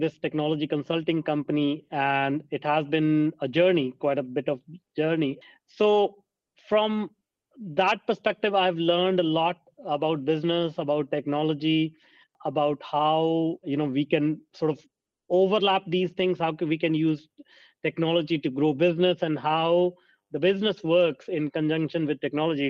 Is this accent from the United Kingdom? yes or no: no; India; I grew up in India, and a small town